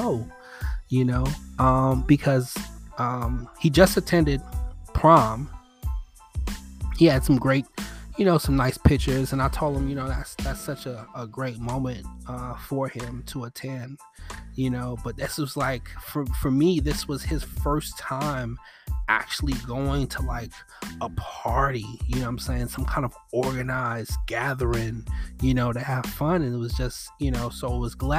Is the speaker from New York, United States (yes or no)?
yes; New York City, New York, United States; moved away; I grew up in Bed-Stuy